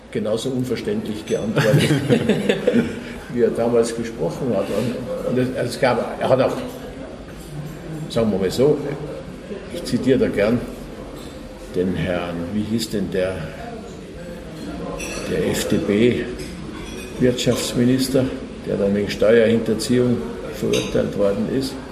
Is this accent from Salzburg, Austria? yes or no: yes; Salzburg, Austria; moved away as an adult; also born or lived in Innsbruck; now in Würzburg, Germany; ich bin Salzburger. Salzburg.